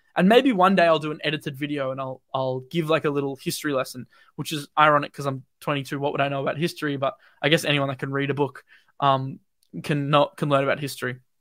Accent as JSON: {"language": "English", "country": "Australia", "said": "I'm Australian, I'm not U S"}